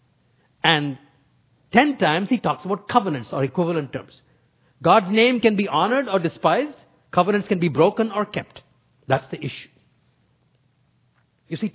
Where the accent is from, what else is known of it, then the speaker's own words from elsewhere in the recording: North India, India; I grew up in North India